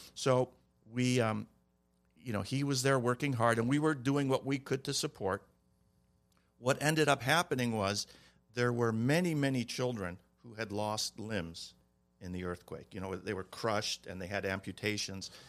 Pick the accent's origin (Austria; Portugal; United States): United States; Cleveland, Ohio; now in Glendale, United States; We were all born and raised in Cleveland, Ohio